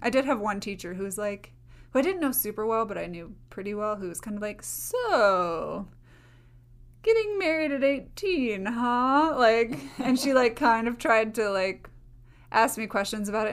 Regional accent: Minnesota, United States; I was from Minnesota.

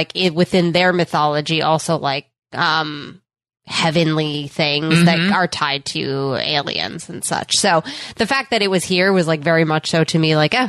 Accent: Northeast, United States; we grew up in the Northeast and we just don't have snakes, like, out here.

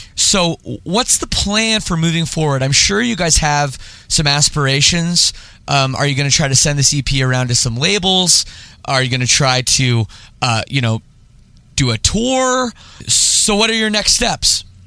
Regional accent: Oakville, Ontario, Canada; also born or lived in Scarborough, Toronto; I grew up in Oakville. Uh, area, like uh, you know, the western suburbs of of Toronto.

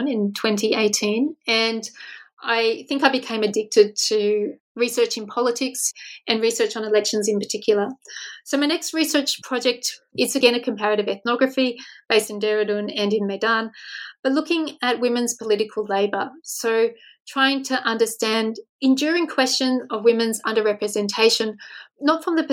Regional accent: Australia; as an Australian researcher

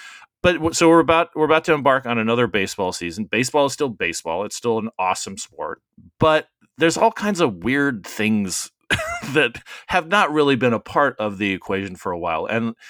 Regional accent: Arizona, United States; I grew up, because I grew up in Arizona, and that evolved a lot of trips to Vegas.

